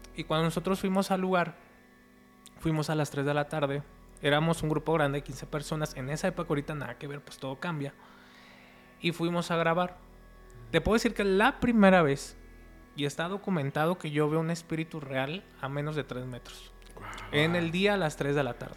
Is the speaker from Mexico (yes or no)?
yes; Guadalajara, Jalisco, Mexico; Nosotros somos de Guadalajara